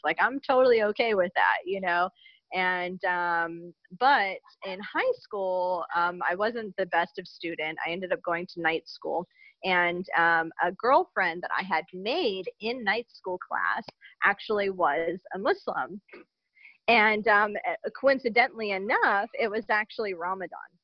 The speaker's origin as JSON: {"language": "English", "country": "United States", "said": "I'm an American revert to Islam"}